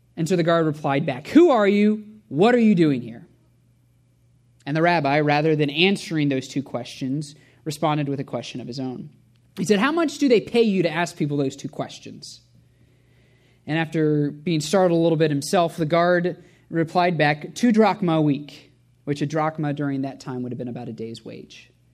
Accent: Indianapolis, Indiana, United States; also born or lived in Cincinnati; I grew up at Shepherd as a full-time volunteer, whether I liked it or not, as a pastor's kid.

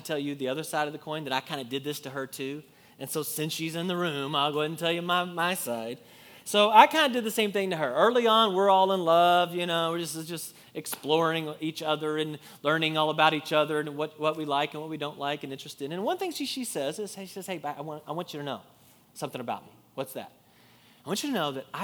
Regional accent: Kentucky, United States; I'm from Kentucky

